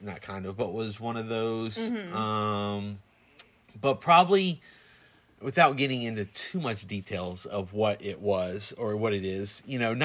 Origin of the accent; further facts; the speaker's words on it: Plant City, Florida, United States; I grew up in Plant City